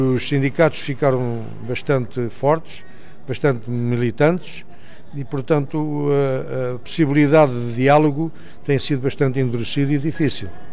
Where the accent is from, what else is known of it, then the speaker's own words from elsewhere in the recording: Lourinhã, Centro, Portugal; also born or lived in Lourenço Marques (Maputo), Mozambique; now in South Africa; Originalmente, portanto, sou natural da Lourinhã, uh, fui para a província, a antiga província moçambicana, e mais propriamente para a cidade de Lourenço Marques